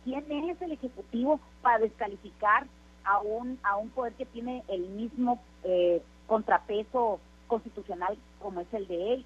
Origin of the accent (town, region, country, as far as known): Mexico